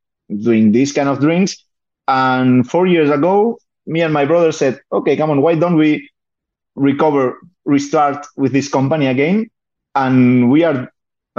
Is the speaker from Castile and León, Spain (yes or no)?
no; Balaguer, Catalonia, Spain; English is a second language; also born or lived in Barcelona; now in Balaguer, Spain; I was born in Catalonia